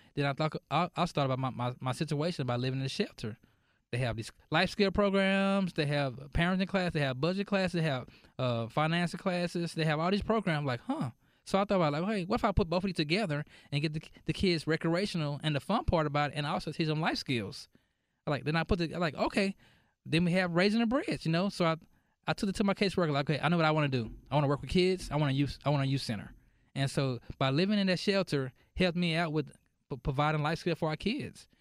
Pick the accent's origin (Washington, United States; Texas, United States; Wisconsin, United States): Texas, United States; Dallas; moved away as an adult; also born or lived in Irving, Texas; now in Mesquite, United States; I'm from Dallas